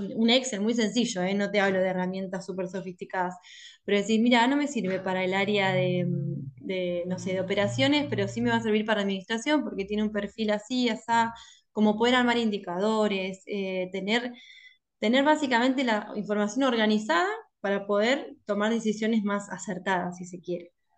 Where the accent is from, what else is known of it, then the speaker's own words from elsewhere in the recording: La Plata, Buenos Aires Province, Argentina; soy de La Plata. Siempre viví acá